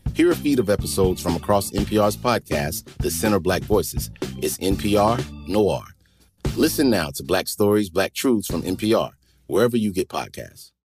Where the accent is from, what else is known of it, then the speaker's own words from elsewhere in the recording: Raleigh, North Carolina, United States; my hometown, uh, Raleigh, North Carolina